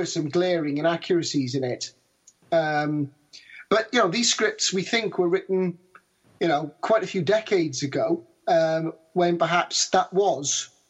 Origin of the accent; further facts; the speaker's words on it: Australia; I'm Australian.